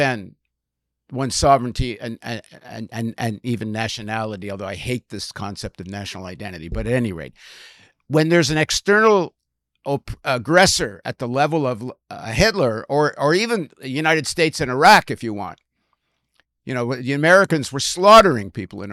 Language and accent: English; Canada; as a Canadian